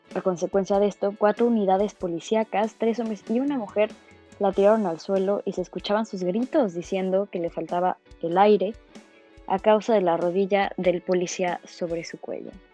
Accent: Mexico

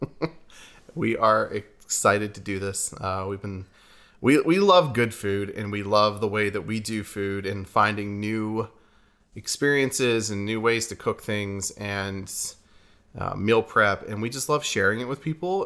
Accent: New Castle, Pennsylvania, United States; moved away as an adult; also born or lived in Pittsburgh, Pennsylvania; now in Redding, United States; we are from Pittsburgh, Pennsylvania, actually from a town new, called Newcastle, about an hour north. I'm from Newcastle

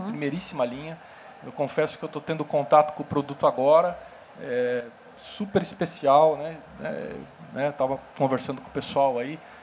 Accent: São Paulo, Brazil; eu sou de São Paulo, sou paulistano

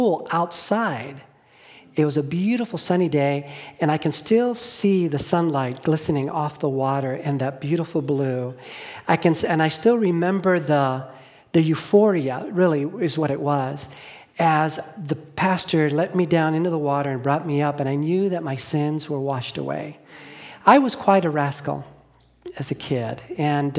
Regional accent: Los Angeles, California, United States; I grew up in Los Angeles

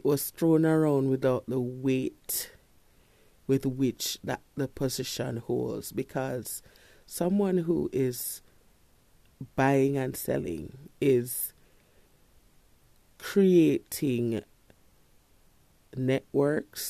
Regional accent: Kingston, Jamaica; I grew up in Kingston

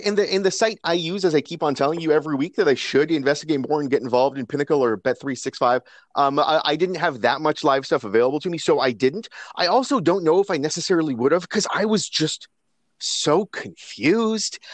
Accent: Canada; as Canadian guys

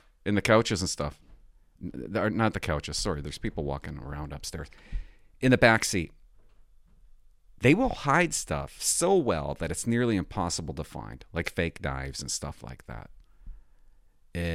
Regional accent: Port Alberni, British Columbia, Canada; moved away; I came from Port Alberni. We didn't have one-way streets

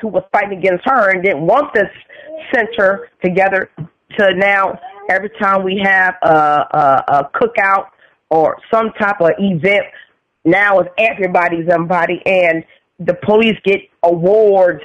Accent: San Francisco, California, United States; I grew up in San Francisco.

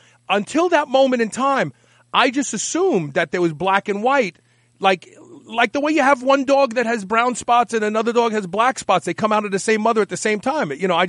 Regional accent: New York City, New York, United States; growing up in Brooklyn

